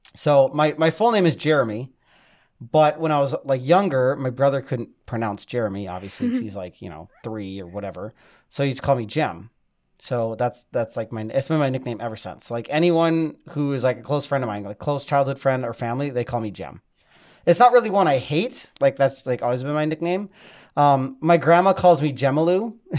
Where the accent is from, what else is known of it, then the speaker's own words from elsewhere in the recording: Maple Grove, Minnesota, United States; I grew up in Maple Grove, so I'm, I'm like a city slicker.